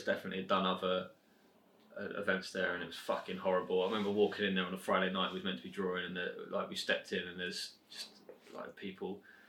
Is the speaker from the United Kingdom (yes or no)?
yes; Hertfordshire, East of England, United Kingdom; we're both from Hertfordshire.